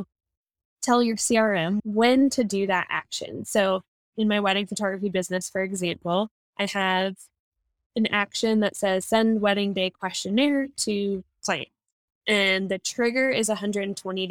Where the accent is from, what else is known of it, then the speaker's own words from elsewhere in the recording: New Jersey, United States; moved away as an adult; I am originally from New Jersey, but me and my husband are RVing around the country